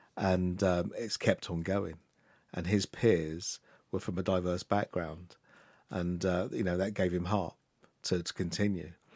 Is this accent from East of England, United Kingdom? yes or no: yes; Luton, East of England, United Kingdom; I was born and raised in Luton